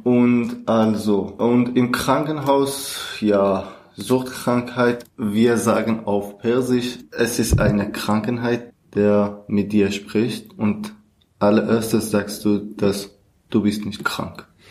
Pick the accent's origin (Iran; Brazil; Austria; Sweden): Iran; Kurdistan; German is a second language; moved away as an adult; now in Germany; Ich komme aus dem Iran. Ich bin eigentlich Kurder und seit 2016 bin ich nach Deutschland angekommen.